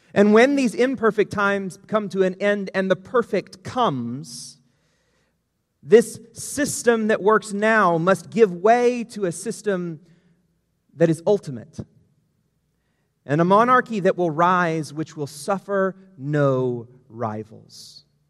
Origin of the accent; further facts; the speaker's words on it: United States; we as an American society